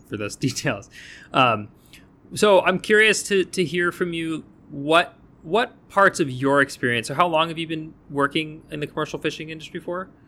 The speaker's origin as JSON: {"language": "English", "region": "New England", "country": "United States", "said": "I am from New England"}